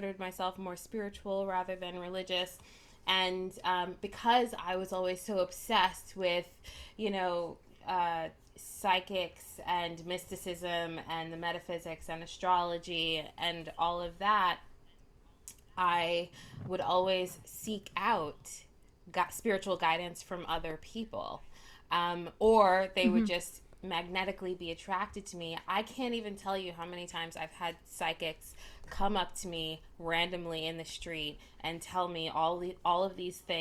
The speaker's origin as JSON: {"language": "English", "town": "New York City", "region": "New York", "country": "United States", "moved": "as an adult", "lives_now": "Los Angeles, United States", "said": "I am originally from New York. I've been in LA for quite a while now"}